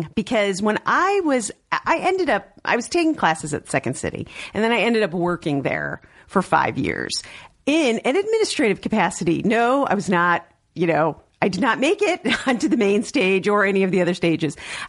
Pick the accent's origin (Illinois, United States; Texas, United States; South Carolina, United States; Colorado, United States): Illinois, United States; Chicago; moved away; So I am from Chicago originally, I took improv classes at Second City.